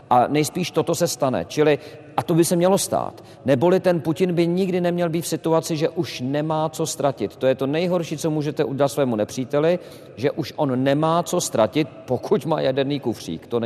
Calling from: Most, Ústí nad Labem Region, Czechia; Dobrý večer … a jsem z Pedagogického ulice v Mostě

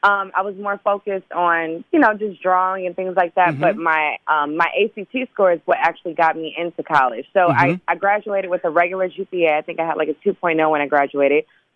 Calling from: Los Angeles, California, United States; I'm calling from Los Angeles.

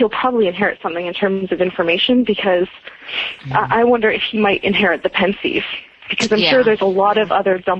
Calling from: Toronto, Ontario, Canada; I'm calling from Toronto.

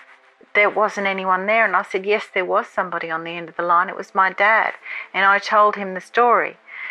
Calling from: Australia; I'm calling from Australia.

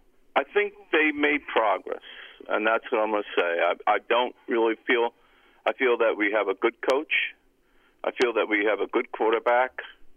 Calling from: Cranford, New Jersey, United States; …, Cranford.

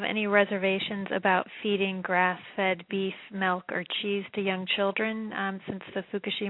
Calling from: Massachusetts, United States; calling from Massachusetts.

